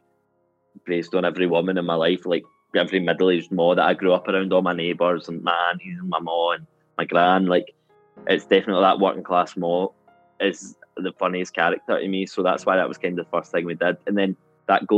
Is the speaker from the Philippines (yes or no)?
no; Glasgow, Scotland, United Kingdom; I'm from a place called Corker Hill